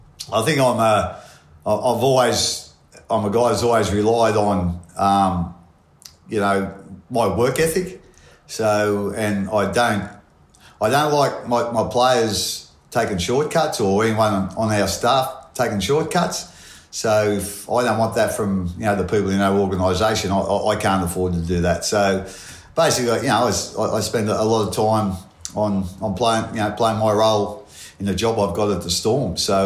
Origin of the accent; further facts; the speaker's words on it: Portland, New South Wales, Australia; Yeah, I come from a little town called Portland. It's in New South Wales. It's the same spelling as Portland in Victoria, but whole heap different